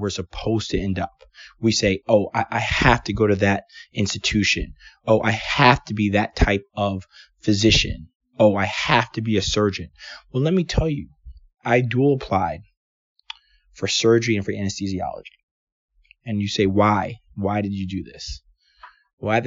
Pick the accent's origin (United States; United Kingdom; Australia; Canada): United States; Washington, District of Columbia; moved away as an adult; also born or lived in Atlanta, Georgia / Portland, Oregon; I'm from Washington, D.C. I went to Georgetown Day High School